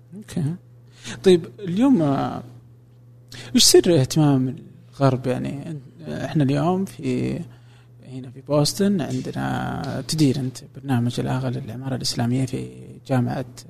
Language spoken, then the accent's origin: Arabic; Saudi Arabia; عندنا في السعوديه